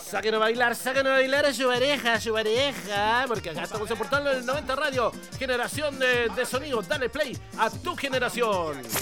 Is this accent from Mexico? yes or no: no; Chile; como buen chileno